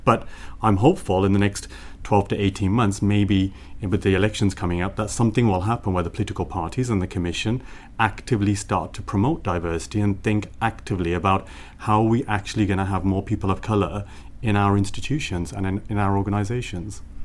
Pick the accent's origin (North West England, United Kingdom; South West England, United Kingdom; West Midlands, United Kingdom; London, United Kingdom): West Midlands, United Kingdom; Birmingham; now in Brussels, Belgium; growing up in Birmingham, in a very, very impoverished area of Birmingham called Sandwell and Dudley.